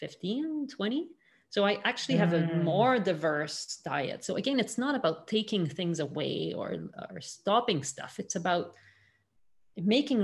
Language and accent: English; Montreal, Quebec, Canada; born or raised there